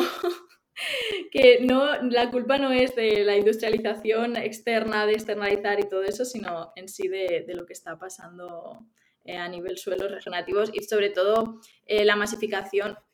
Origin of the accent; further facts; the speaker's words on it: Málaga, Andalusia, Spain; also born or lived in Ciudad Real; now in Pamplona, Spain; yo que soy de Málaga lo he vivido allí